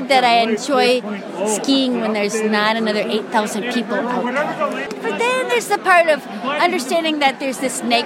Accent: Dousman, Wisconsin, United States; I'm from Dousman, Wisconsin

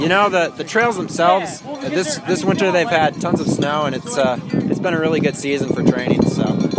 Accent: St. Cloud, Minnesota, United States; from St. Cloud, Minnesota.

